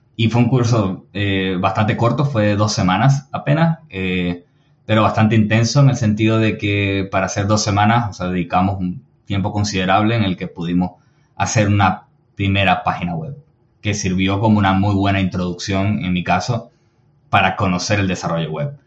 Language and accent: Spanish; Venezuela; soy de Venezuela